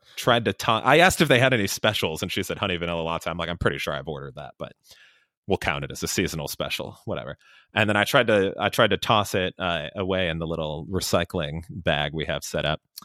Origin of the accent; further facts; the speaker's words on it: Chicago, Illinois, United States; I'm from Chicago area